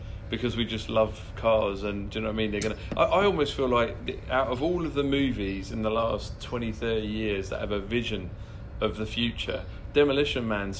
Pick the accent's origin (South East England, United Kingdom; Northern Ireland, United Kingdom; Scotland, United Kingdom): South East England, United Kingdom; Kent; growing up in Kent